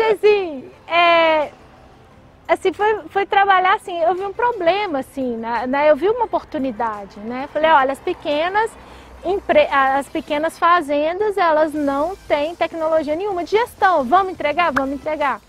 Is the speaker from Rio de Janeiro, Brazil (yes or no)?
no; Belo Horizonte, Minas Gerais, Brazil; accent: mineiro (sotaque de pão de queijo); não nego meu sotaque de pão de queijo. mas eu acho que eu, assim, nasci aqui, fui criada aqui